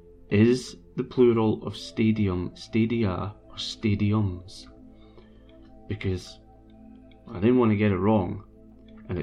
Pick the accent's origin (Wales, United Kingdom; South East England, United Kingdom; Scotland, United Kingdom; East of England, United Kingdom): Scotland, United Kingdom; Brechin; I'm from Brechin